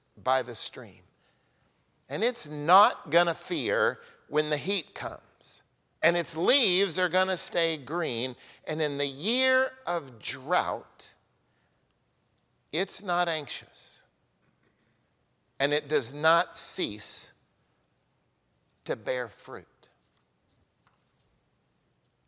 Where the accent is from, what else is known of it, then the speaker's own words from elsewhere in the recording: Oklahoma, United States; now in Newburyport, United States; I grew up in Oklahoma